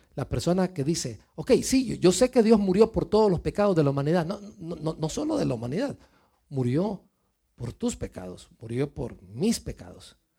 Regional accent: Mexico; moved away; venimos de México, yo vengo de México

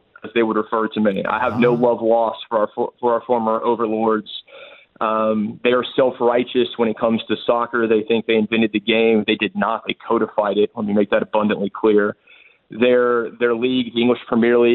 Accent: United States; as an American

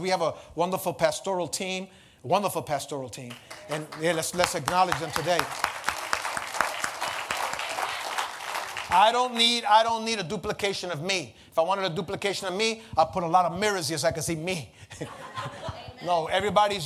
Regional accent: New York City, New York, United States; when I was a young kid growing up in the Lower East Side, lived on Pitt Street

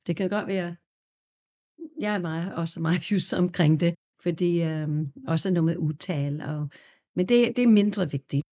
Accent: New York, United States; Danish is a second language; now in Denmark; også fra New York oprindeligt

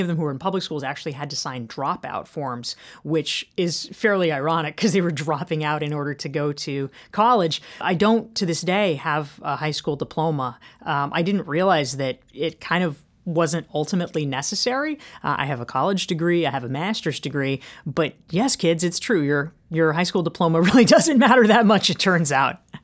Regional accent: Pinehurst, North Carolina, United States; I grew up in Pinehurst, North Carolina, which is the golf capital of the world

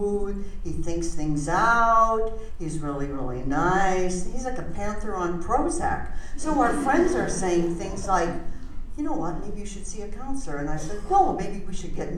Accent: Canada; also born or lived in Vancouver; now in Arizona, United States; I'm a Canadian.

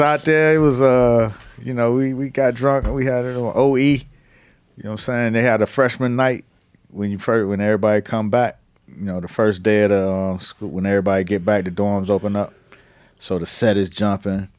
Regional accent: Miami, Florida, United States; I'm from Miami

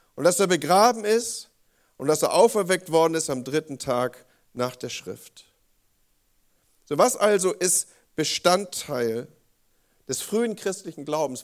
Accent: Northern Germany, Germany; als Norddeutscher, nordisch by nature

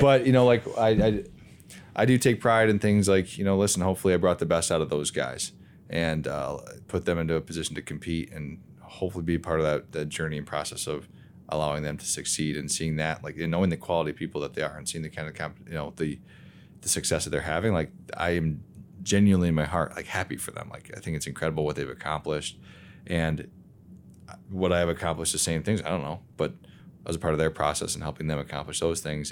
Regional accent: Lowell, Michigan, United States; I grew up in the Lowell, Grand Rapids area, so West Michigan kids

